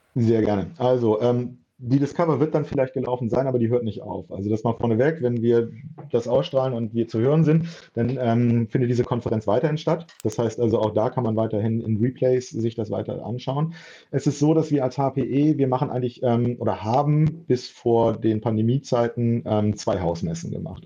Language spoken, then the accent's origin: German; Bremen, Germany; moved away as an adult; also born or lived in Frankfurt; ich bin nach ähm, über zehn Jahren in Frankfurt äh, wieder nach Bremen zurückgezogen, meine Heimatstadt